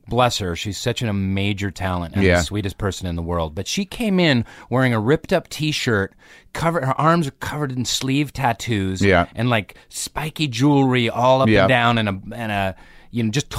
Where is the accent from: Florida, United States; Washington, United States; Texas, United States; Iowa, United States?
Washington, United States; Seattle; Suburban Seattle. I did.